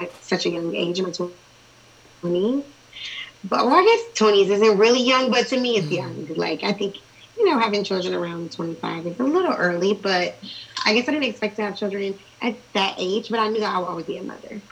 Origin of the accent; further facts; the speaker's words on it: Columbus, Ohio, United States; I grew up inner city. Um, I went to private school, like K through fourth, fifth grade, and then I went to inner city schools, and then um, for high school, I moved to the suburbs